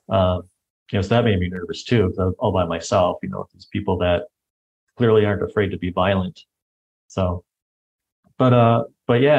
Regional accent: United States; this white American guy

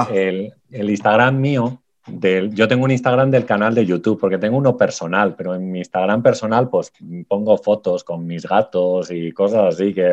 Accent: Salamanca, Castile and León, Spain; los paisajes de mi pueblo, porque yo también doy clase de fotografía, entonces he puesto un paisaje del, cereal en mi pueblo, aquí en Salamanca

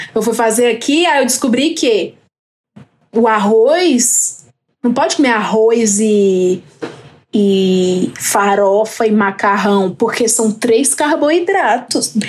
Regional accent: Fortaleza, Ceará, Brazil; now in São Paulo, Brazil; eu sou da quebrada do Antônio Bezerra, Jardim Iracema, lá de Fortaleza, Ceará. Porém, hoje eu estou aqui numa não quebrada, que é Jardim Paulista, São Paulo.

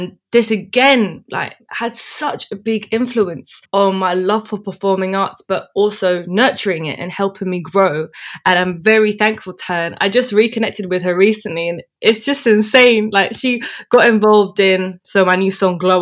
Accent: London, United Kingdom; also born or lived in Dubai; I grew up here. I was born in London, and apart from Dubai, I've lived here all my life.

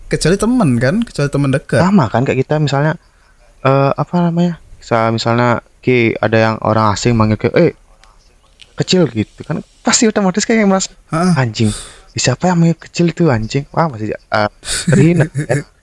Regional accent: Bali, Indonesia; uh, kita orang Bali nih orang Bali nih ada tem

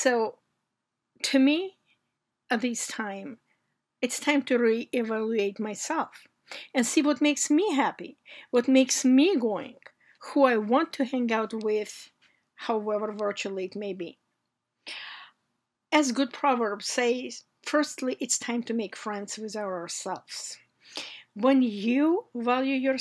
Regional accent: Georgia; moved away as an adult; now in United States; I came here from places where in my youth we didn't have enough food or necessary household items. I came here from the Republic of Georgia, which used to be part of the Soviet Union.

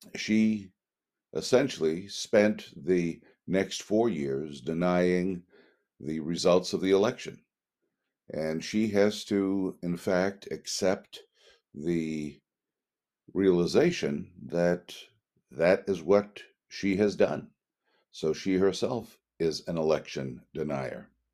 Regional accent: United States; We are citizens of the United States of America

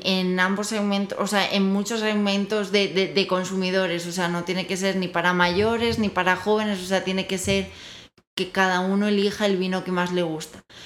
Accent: Spain; now in Mexico; soy española, como bien dirá mi acento

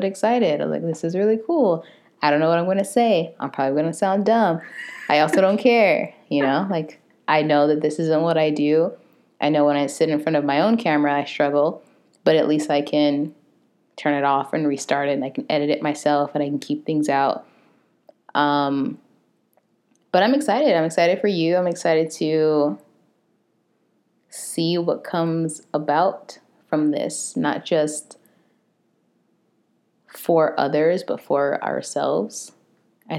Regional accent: Phoenix, Arizona, United States; I'm from South Phoenix. I live in downtown Phoenix.

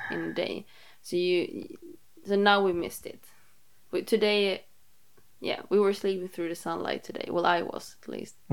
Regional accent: South Sweden, Sweden; English is a second language; I'm I'm from South Sweden, but I'm like the north part of the south.

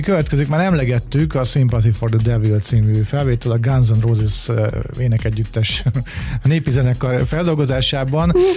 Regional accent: Hungary; mert magyarok vagyunk

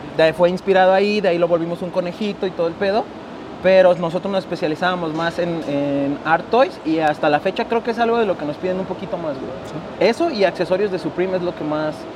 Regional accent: Guadalajara, Jalisco, Mexico; somos de Guadalajara y aquí estamos.

